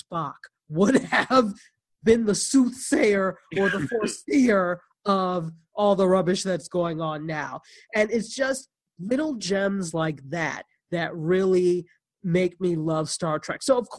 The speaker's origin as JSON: {"language": "English", "country": "Nigeria", "said": "And of course, I'm Nigerian, so she's half Nigerian."}